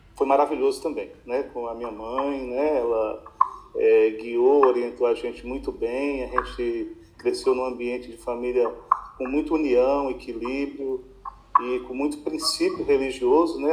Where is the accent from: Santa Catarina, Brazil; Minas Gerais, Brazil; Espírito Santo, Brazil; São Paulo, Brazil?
Minas Gerais, Brazil; Januária; eu nasci, e nós voltamos para o Fabião, ali no Peruaço. Ali eu cresci os primeiros anos, até os 5, 6, 7 anos